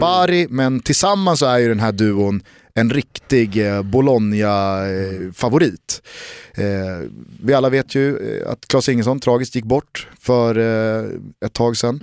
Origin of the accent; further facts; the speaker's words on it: Sweden; som svensk